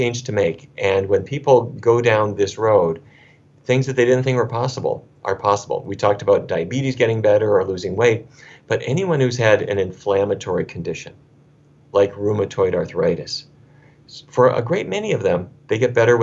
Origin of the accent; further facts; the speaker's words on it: Fargo, North Dakota, United States; When I was a kid growing up in Fargo, North Dakota